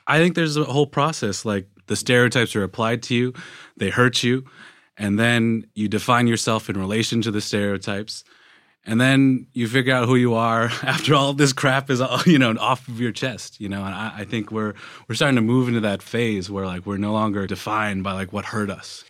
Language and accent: English; Tennessee, United States; I grew up in Tennessee